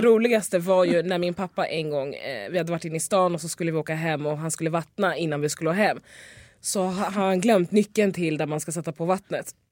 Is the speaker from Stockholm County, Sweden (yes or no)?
yes; Lidingö, Stockholm County, Sweden; Jag är ju uppväxt ute på Lidingö, det är en, eh, en ö utanför Stockholm